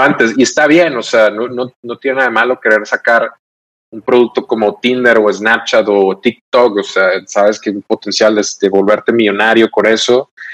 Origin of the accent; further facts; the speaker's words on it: Los Mochis, Sinaloa, Mexico; now in Monterrey, Mexico; soy regio adoptado. Vivo en mm. Monterrey desde, desde hace ya cerca de 15 años. Em, eh, pero soy de Sinaloa, soy de los Boches, Sinaloa.